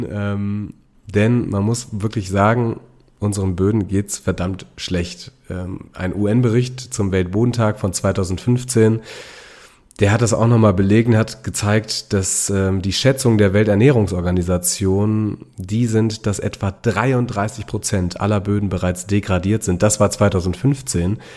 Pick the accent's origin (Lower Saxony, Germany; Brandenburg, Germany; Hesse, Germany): Lower Saxony, Germany; also ich komme aus der Lüneburger Heide und da mhm. gibt es nur Sandböden und da wächst dann auch im Beet wirklich nicht so viel.